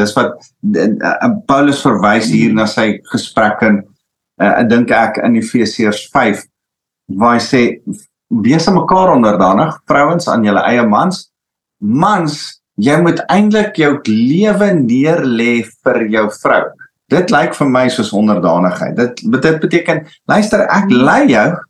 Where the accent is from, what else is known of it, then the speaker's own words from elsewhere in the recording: South Africa; ons Afrikaners